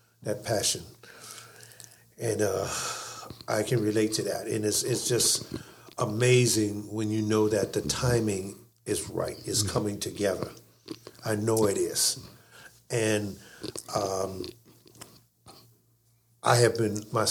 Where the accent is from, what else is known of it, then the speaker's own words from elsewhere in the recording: New Orleans, Louisiana, United States; also born or lived in California; now in Baltimore, United States; I'm from New Orleans originally